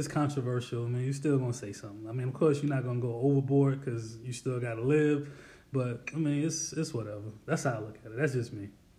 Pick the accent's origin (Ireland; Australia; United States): United States; South Carolina; I'm originally from South Carolina. That is a fact.